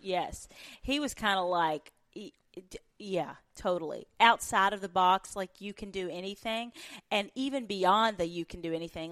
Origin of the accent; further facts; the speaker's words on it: Union County, Western Kentucky, United States; moved away; I was born in Western Kentucky, the oldest of twenty-four first cousins that all grew up on the same farm